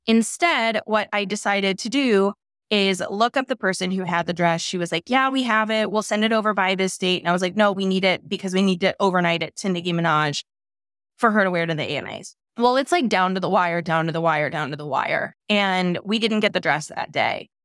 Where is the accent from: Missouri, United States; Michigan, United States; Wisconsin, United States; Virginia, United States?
Missouri, United States; St. Louis; moved away; also born or lived in New York; I'm from Saint Louis, Missouri